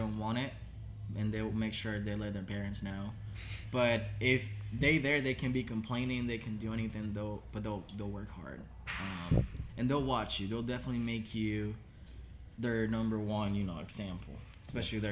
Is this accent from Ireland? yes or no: no; Havana, Cuba; English is a second language; moved away as an adult; also born or lived in Miami / Orlando / Northern Kentucky; now in Kentucky, United States; I was born in Havana, Cuba